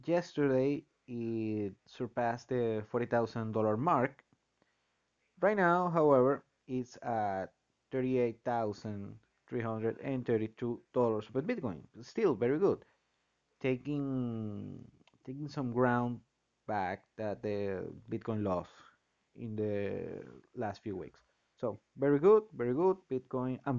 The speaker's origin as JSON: {"language": "English", "country": "Venezuela", "moved": "yes", "said": "I'm from Venezuela."}